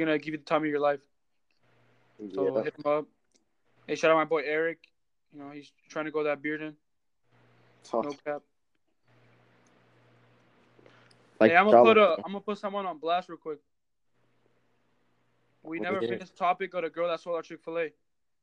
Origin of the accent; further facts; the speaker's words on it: Norco, California, United States; we're from Norco.